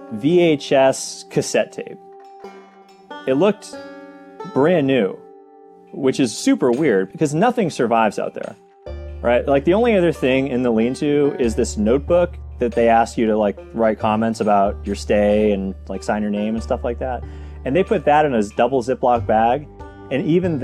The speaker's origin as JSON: {"language": "English", "region": "New Hampshire", "country": "United States", "tie": "born or raised there", "said": "growing up in New Hampshire"}